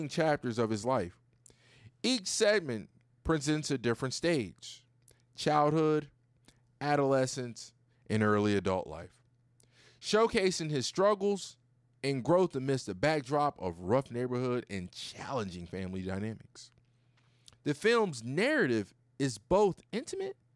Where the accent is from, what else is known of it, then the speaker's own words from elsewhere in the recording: Virginia, United States; moved away as an adult; also born or lived in California; now in Houston, United States; I'm from Virginia